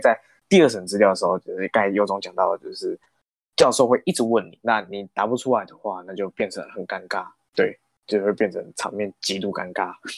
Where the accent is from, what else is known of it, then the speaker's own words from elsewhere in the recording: Minxiong, Chiayi County, Taiwan; also born or lived in Taichung; 像我就是嘉义县的，那我出生在，虽然我出生在台中市，可是我的童年都是在嘉义县民雄乡度过的